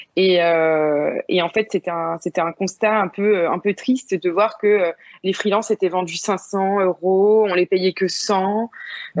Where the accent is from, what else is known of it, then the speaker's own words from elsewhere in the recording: Vannes, Brittany, France; moved away as an adult; now in Bordeaux, France; j'ai grandi vraiment en Bretagne Sud, du côté de Vannes